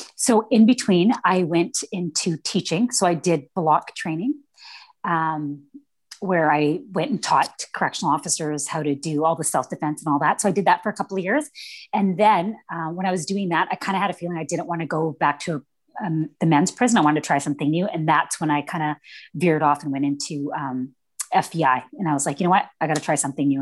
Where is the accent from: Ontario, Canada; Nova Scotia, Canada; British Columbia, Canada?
British Columbia, Canada; Vancouver; I grew up in East Vancouver, which is pretty yeah. much like the bad part of town out here